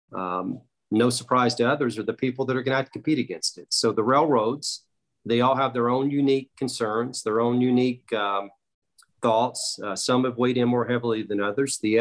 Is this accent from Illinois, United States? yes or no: yes; Chicago, Illinois, United States; I'm from Chicago